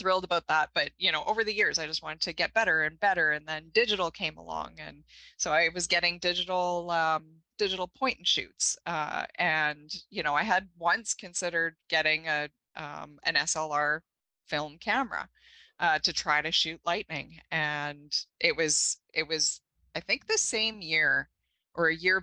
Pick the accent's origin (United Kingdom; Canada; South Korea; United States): Canada; Thompson, Manitoba; I grew up here in Manitoba, Thompson, Manitoba.